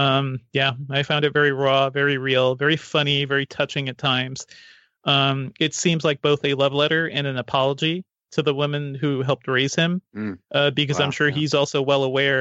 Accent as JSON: {"language": "English", "country": "Guyana", "tie": "born there", "said": "I was born in South America and I visited there a couple of times since then, in Guyana."}